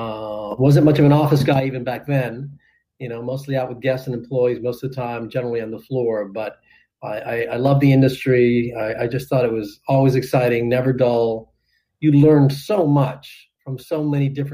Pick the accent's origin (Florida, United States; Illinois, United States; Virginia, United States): Florida, United States; Miami; I was fortunate enough to be general manager in my hometown of their biggest hotel